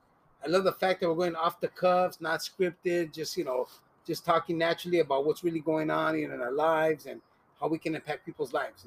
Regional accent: Los Angeles, California, United States; Yeah, and so I was born and raised here, right? My mom is from Cuchitlán, Jalisco. My dad's from Santa Rosalia, Baja California.

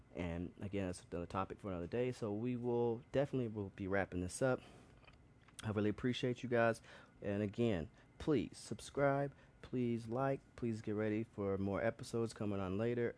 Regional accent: Birmingham, Alabama, United States; moved away as an adult; also born or lived in New York; I come from Birmingham, Alabama

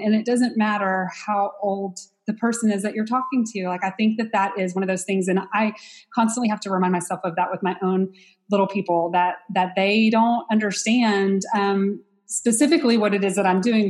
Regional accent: Texas, United States; I'm from Texas, but, um, and that I'm from a small town

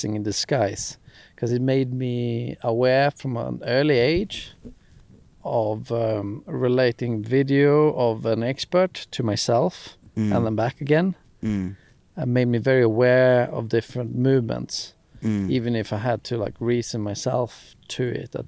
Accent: Skellefteå, Västerbotten County, Sweden; growing up in Skellefteå, northern Sweden, small ski hills

